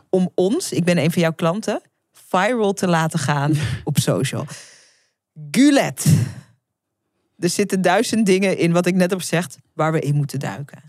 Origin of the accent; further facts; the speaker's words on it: Netherlands; ik ben geboren in Nederland